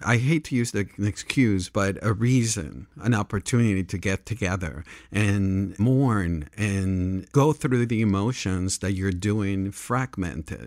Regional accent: Panama; also born or lived in New York / Los Angeles; now in Santa Barbara, United States; I grew up in Panama

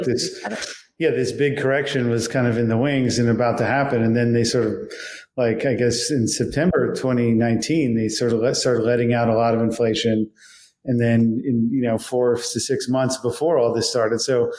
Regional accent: Washington, District of Columbia, United States; I'm from Washington, D.C. So growing up around the problem

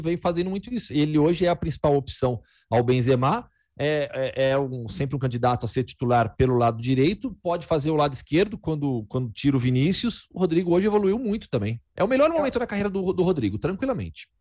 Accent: Campinas, São Paulo, Brazil; also born or lived in Belo Horizonte / Betim / São Carlos; E aí lá fiquei, cresci, é, é, fiz faculdade em Campinas também, então eu sou, sou de Campinas

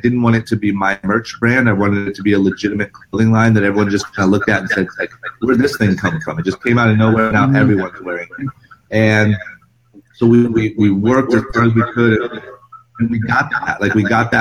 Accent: Akron, Ohio, United States; moved away as an adult; now in Los Angeles, United States; I'm from Akron, Ohio. I grew up skateboarding

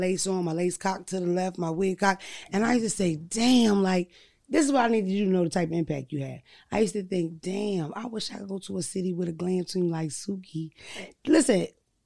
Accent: Philadelphia, Pennsylvania, United States; moved away; also born or lived in Delaware; I'm originally from Philadelphia, but I spent a lot of time in Delaware

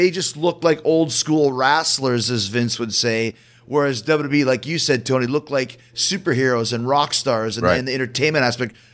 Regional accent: Winnipeg, Manitoba, Canada; growing up in Winnipeg, we didn't have hardly any NWA.

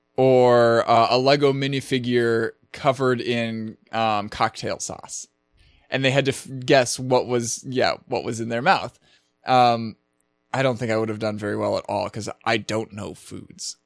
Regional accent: Minneapolis, Minnesota, United States; that's my hometown

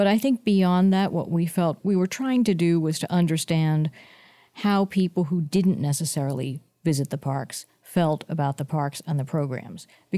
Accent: San Mateo, California, United States; I grew up in San Mateo, California, and the Golden Gate National Recreation Area is probably my favorite because I know it best

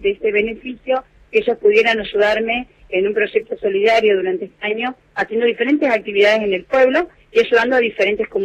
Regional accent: Viale, Entre Ríos, Argentina; born or raised there

